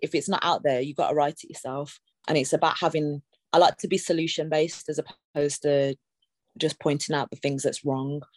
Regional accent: Birmingham, West Midlands, United Kingdom; now in London, United Kingdom; I'm from Birmingham, you know, I have lived here a long time, but I'm from Birmingham through and through

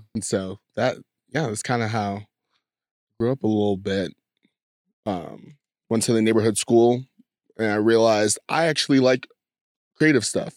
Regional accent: San Diego, California, United States; I grew up in San Diego, California

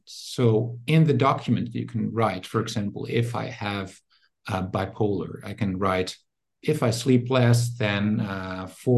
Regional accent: Netherlands; now in Germany; I'm originally from the Netherlands, but I work in Germany now

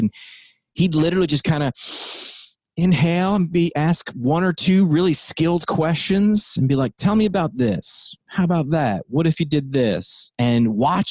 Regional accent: Hudson Valley, New York, United States; moved away as an adult; also born or lived in Northeast Pennsylvania; the Hudson Valley's new rock alternative.

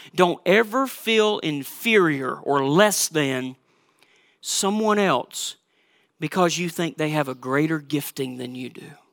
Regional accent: Georgia, United States; now in Minnesota, United States; you know by my accent that I'm not from Minnesota. And you know, if you've been around me long enough, that I'm a big Georgia Bulldog fan because I'm originally from Georgia

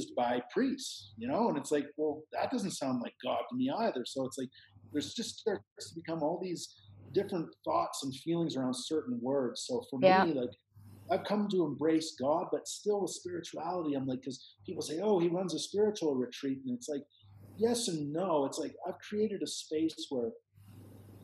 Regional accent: Canada; moved away as an adult; now in Peru; I'm Canadian

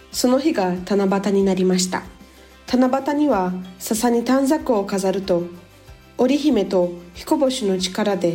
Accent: Brazil; also born or lived in Japan; nasci no Japão e sempre estudei na escola japonesa. No meu podcast, eu falo um pouquinho sobre a cultura do Japão e do meu país, que é o Brasil.

